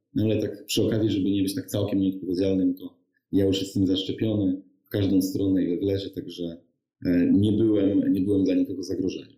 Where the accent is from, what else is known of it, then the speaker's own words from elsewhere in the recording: Lower Silesian Voivodeship, Poland; Ja pochodzę z Dolnego Śląska, studiowałem w Wrocławiu